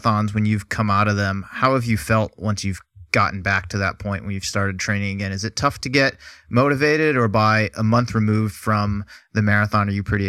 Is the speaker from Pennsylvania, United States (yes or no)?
no; Boston, Massachusetts, United States; I'm from the Boston area